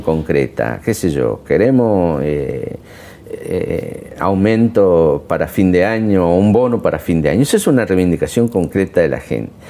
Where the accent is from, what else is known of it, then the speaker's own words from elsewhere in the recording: La Matanza, Buenos Aires Province, Argentina; Yo vengo de La Matanza, soy de ahí